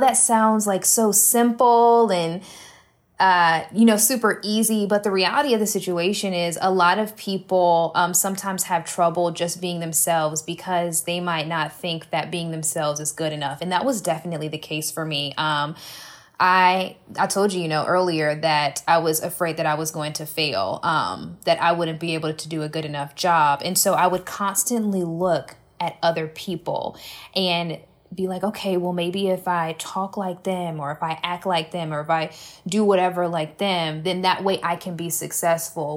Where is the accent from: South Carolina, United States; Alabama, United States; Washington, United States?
South Carolina, United States; Columbia; I am from Columbia, South Carolina, grew up here